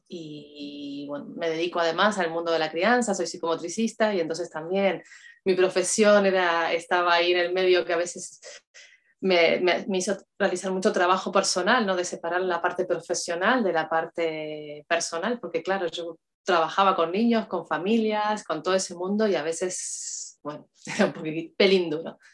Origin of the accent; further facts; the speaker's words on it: Uruguay; moved away as an adult; now in Spain; soy de Uruguay, vivo en España hace 12 años